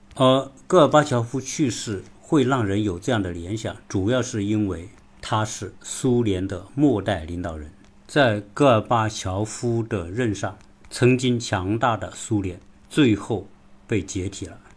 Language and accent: Chinese; China; 我们中国人都很熟悉